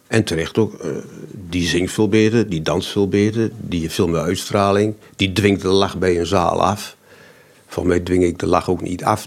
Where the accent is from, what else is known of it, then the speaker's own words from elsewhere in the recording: Almelo, Overijssel, Netherlands; accent: Almeloers; mijn Almeloers accent